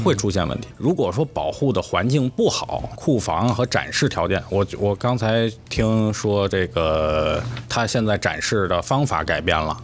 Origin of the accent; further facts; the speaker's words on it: China; 作为中国人